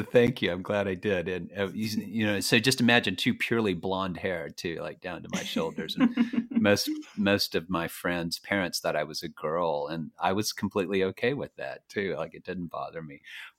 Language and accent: English; Fort Worth, Texas, United States; now in Catskill Mountains, United States; I grew up in Texas. I live in New York, just north of New York City now in the Catskill Mountains. But I grew up in Texas, in Fort Worth.